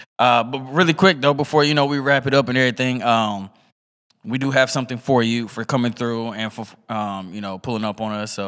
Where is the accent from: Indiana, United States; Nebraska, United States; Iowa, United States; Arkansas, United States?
Indiana, United States; Muncie; now in San Diego, United States; my hometown in Muncie, Indiana